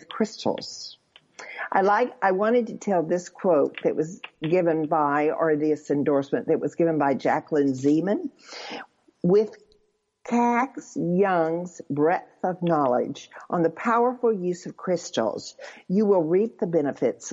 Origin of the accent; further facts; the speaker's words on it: Arkansas, United States; I grew up in Arkansas